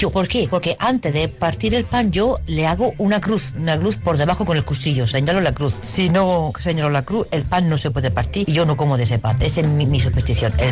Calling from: Murcia, Region of Murcia, Spain; Hola, buenas tardes … de Murcia

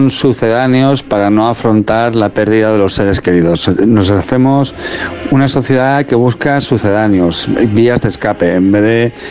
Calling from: Madrid, Community of Madrid, Spain; de Madrid

